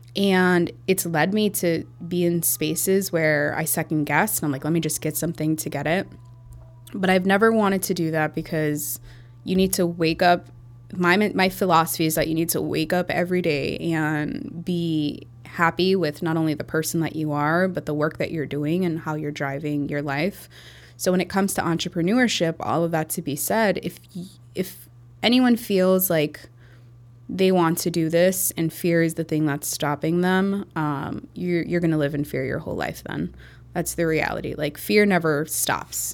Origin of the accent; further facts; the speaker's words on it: Chicago, Illinois, United States; also born or lived in Iowa; I was born and raised in Chicago, um, near Pulaski and Armitage, Hermosa, or near Humboldt Park